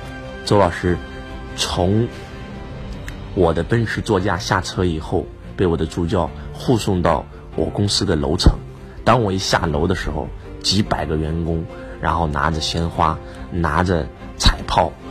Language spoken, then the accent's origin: Chinese; China; 我说我是一个中国人，我过我只过我中国人的生日，